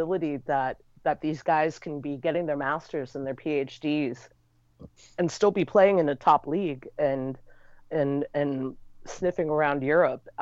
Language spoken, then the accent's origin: English; United States; I'm an American